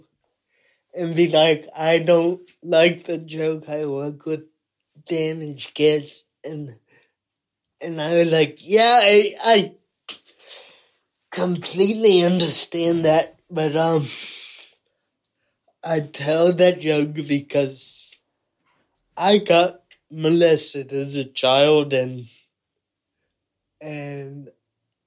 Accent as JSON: {"language": "English", "country": "United States", "moved": "yes", "lives_now": "United Kingdom", "said": "I'm American"}